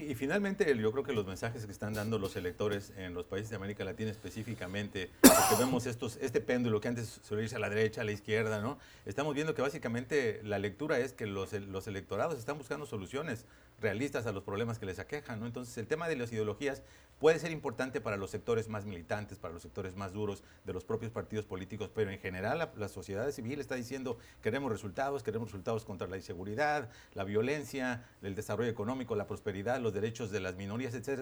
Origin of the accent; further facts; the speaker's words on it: Mexico; como mexicanos o como latinoamericanos